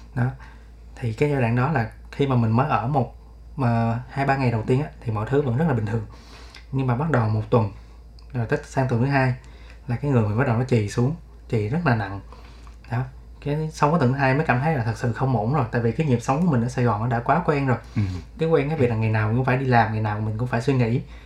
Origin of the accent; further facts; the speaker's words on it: Ho Chi Minh City, Vietnam; em là người Sài Gòn và em vẫn sống ở Sài Gòn